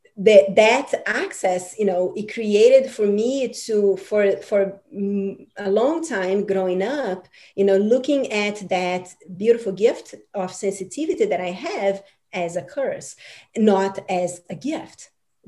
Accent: Brazil; I'm from Brazil, and um, you know, Brazil is this um, amazing uh, cultural country

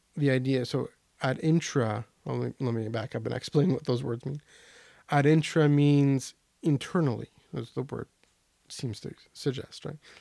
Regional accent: Canada; even as a Canadian

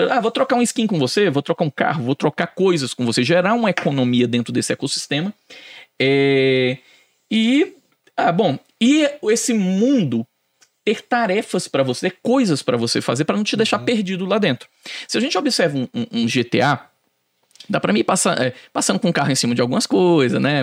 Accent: Fortaleza, Ceará, Brazil; moved away; Eu sou de Fortaleza

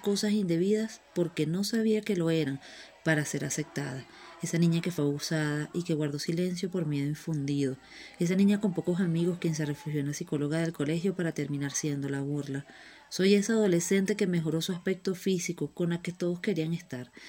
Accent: Venezuela; moved away; Soy esa niña llorona que lleva las rodillas marcadas de las calles de César Rodríguez Palencia, allá mi querida Venezuela

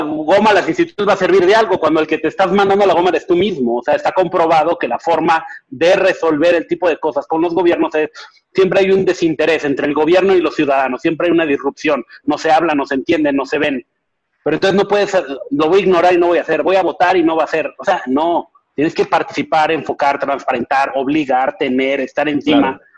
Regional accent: Mexico; Siendo mexicanos

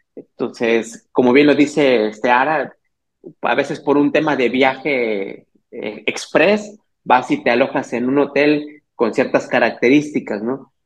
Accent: Teotihuacán, State of Mexico, Mexico; yo soy originario del Estado de México, de allá de, literalmente a veces suena como broma, pero soy de la tierra de dioses, ¿no? Teotihuacán

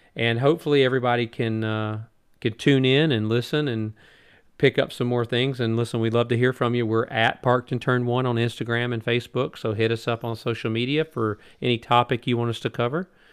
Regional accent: United States; as Americans, as American fans

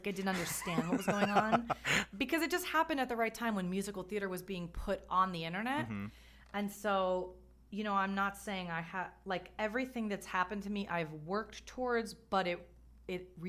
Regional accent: New Jersey, United States; I grew up in New Jersey

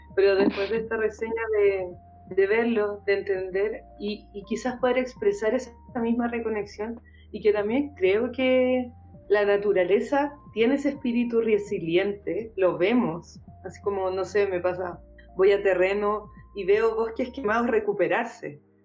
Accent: Santiago, Santiago Metropolitan Region, Chile; como santiaguino, santiaguina

